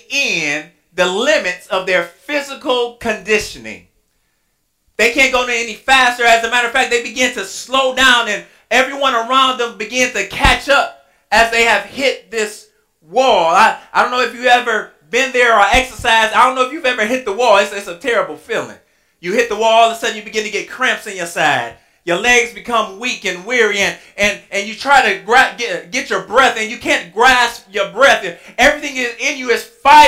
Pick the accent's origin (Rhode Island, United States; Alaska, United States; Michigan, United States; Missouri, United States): Michigan, United States; Inkster; moved away as an adult; now in Louisville, United States; I'm from Inkster.